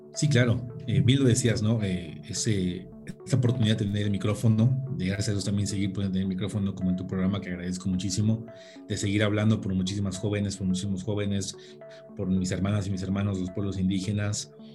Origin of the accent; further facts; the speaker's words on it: Hidalgo, Mexico; orgullosamente soy del estado de Hidalgo